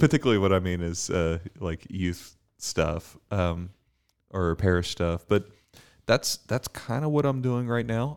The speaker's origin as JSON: {"language": "English", "country": "Bermuda", "tie": "born or raised there", "moved": "yes", "lives_now": "Dallas, United States", "said": "I'm from Bermuda. Um, I, I grew up in the, uh, the island of Bermuda"}